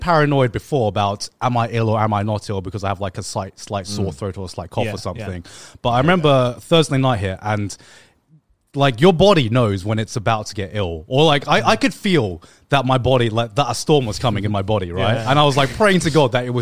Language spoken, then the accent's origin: English; England, United Kingdom; growing up in England